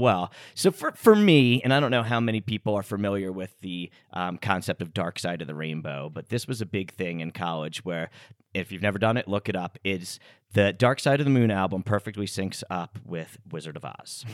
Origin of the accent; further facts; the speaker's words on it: United States; we grew up here in the States